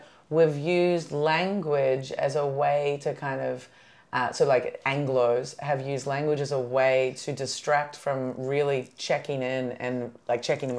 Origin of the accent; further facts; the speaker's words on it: New Zealand; As a Kiwi, when I identify more as a Kiwi than an Aussie, I am very exotic.